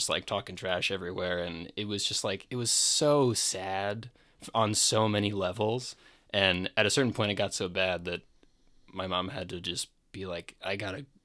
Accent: Maryland, United States; he ended up getting offered a new position back closer to where we grew up in Maryland.

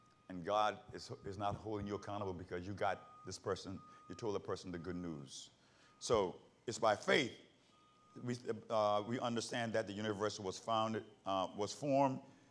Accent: South Carolina, United States; In the Baptist church, where I grew up in South Carolina

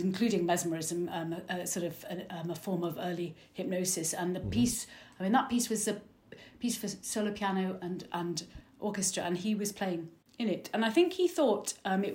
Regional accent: Liverpool, North West England, United Kingdom; now in Manchester, United Kingdom; I'm originally from Liverpool

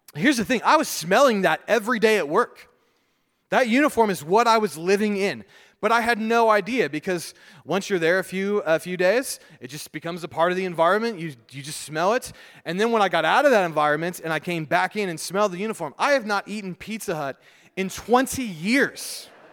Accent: United States

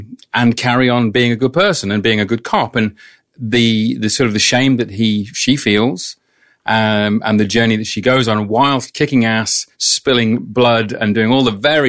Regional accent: England, United Kingdom; because I'm English

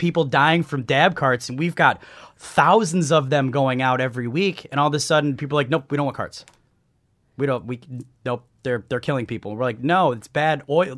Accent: Chicago, Illinois, United States; now in San Diego, United States; I'm from the Midwest, from the Chicagoland area.

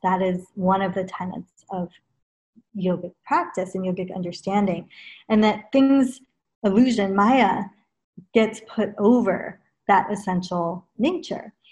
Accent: Los Angeles, California, United States; also born or lived in England; in LA, where I grew up

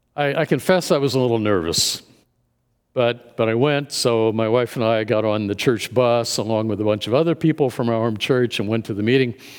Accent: Indianapolis, Indiana, United States; moved away as an adult; also born or lived in Dallas, Texas; My wife and I moved from Dallas back to, uh, the Indianapolis area, our, to our hometown

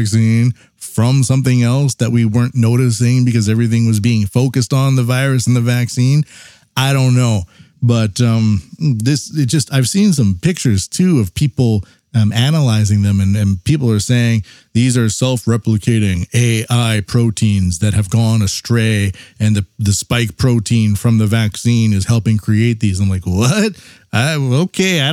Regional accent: Canada; I'm Canadian

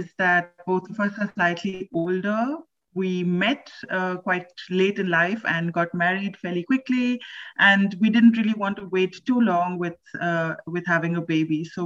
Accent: India; now in Berlin, Germany; I am from India.

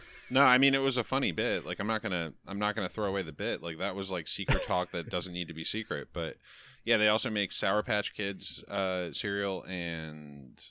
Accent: the Adirondacks, New York, United States; near my home, as I am from the Adirondacks

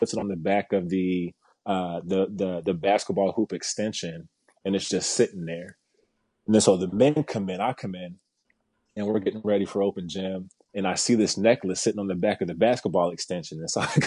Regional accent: Kansas City, Missouri, United States; moved away; When I was back home in Kansas City, I'm from Kansas City originally

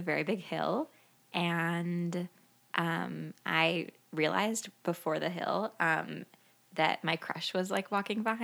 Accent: Midwest, United States; I grew up here in the Midwest

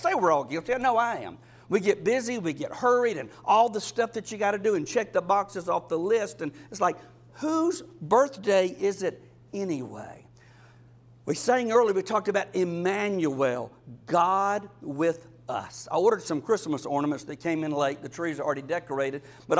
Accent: South Georgia, United States; also born or lived in Lynchburg, Virginia; I'm from South Georgia. My wife is from Florida.

